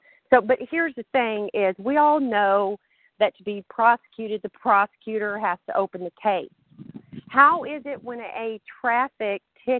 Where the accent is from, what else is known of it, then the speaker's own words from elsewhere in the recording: the South, United States; accent: Southern; So sometimes my southern accent is stronger.